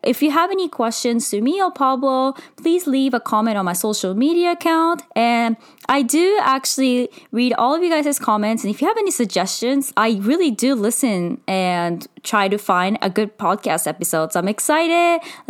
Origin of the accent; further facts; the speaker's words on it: Japan; So I was born in Japan and was raised in Japan.